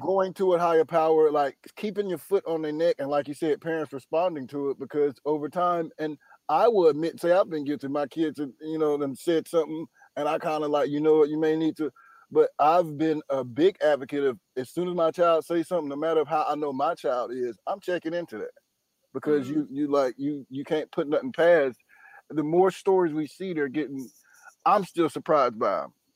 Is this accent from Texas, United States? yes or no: no; Durham, North Carolina, United States; now in Los Angeles, United States; I'm from Durham, North Carolina.